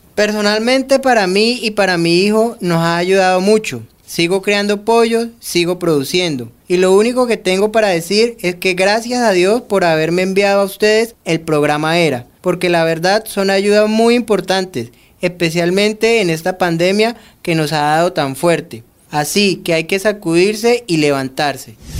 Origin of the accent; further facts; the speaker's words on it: Maracay, Aragua, Venezuela; moved away as an adult; now in Arauca, Colombia; natural de Maracay, Estado Aragua, Venezuela.